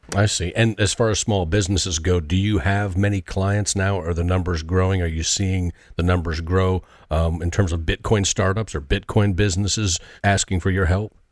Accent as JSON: {"language": "English", "country": "United States", "said": "I am an American"}